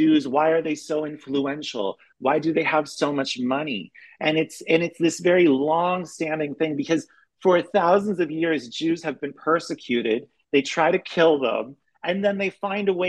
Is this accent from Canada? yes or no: yes; Canada; moved away as an adult; also born or lived in Europe / Berlin; now in United States; I'm Canadian, but I've been living in Europe for the past 12 years.